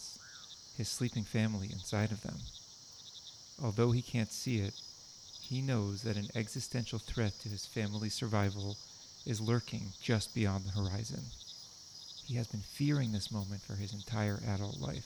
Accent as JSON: {"language": "English", "town": "Boston", "region": "Massachusetts", "country": "United States", "moved": "yes", "lives_now": "New Jersey, United States", "said": "We're from Boston"}